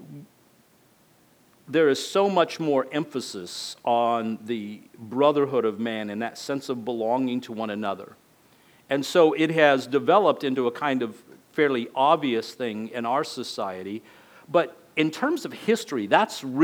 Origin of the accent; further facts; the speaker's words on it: El Paso, Texas, United States; accent: border accent; moved away as an adult; now in Florida, United States; I grew up in El Paso, Texas, so it was more like, you know, a border accent